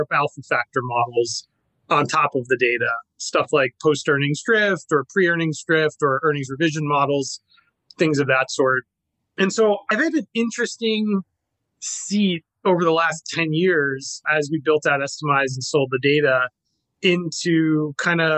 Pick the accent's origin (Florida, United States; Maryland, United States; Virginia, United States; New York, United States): New York, United States; moved away; I'm originally from New York. Grew up surfing out on Fire Island